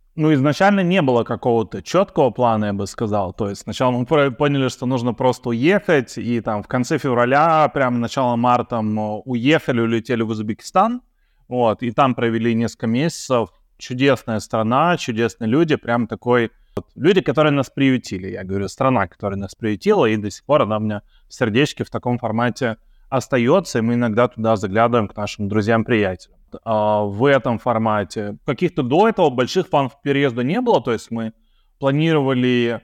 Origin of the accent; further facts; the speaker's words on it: Saint Petersburg, Russia; moved away as an adult; now in Belgrade, Serbia; мы из Петербурга а, с женой